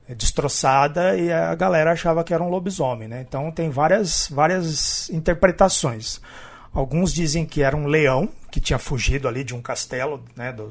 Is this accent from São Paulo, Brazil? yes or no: yes; Araraquara, São Paulo, Brazil; É, eu sou de Araraquara. É.